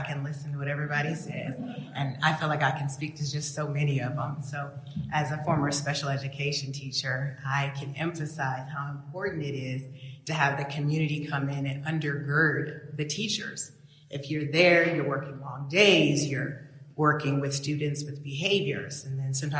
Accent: Wasilla, Alaska, United States; because I was raised in Wasilla, and my family was one of the first Black families out there in the 70s.

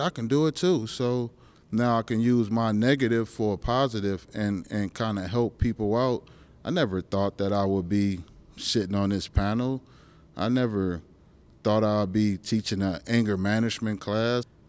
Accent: California, United States; now in Alaska, United States; I'm from California

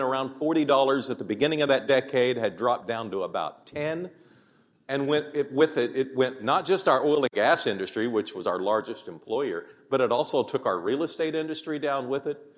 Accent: Oklahoma City, Oklahoma, United States; I was growing up in Oklahoma City in the 60s and 70s

